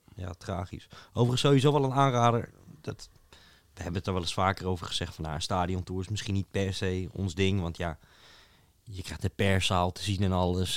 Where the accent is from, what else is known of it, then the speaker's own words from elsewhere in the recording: Netherlands; als buitenstaande, als Nederlander